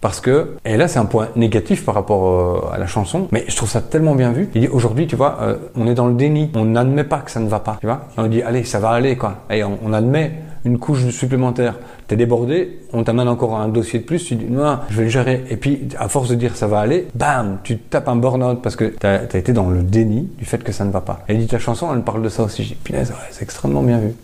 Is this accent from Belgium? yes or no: yes; Wallonia, Belgium; je viens de Belgique